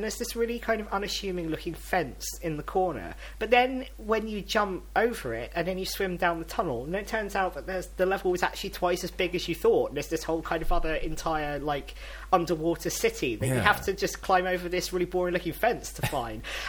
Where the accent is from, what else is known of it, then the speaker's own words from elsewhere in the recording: London, United Kingdom; I'm from London